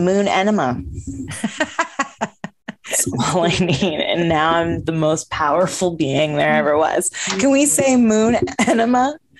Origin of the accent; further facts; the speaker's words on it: Vermont, United States; lived in like a different kind of like what we would call the country. And I grew up in Vermont.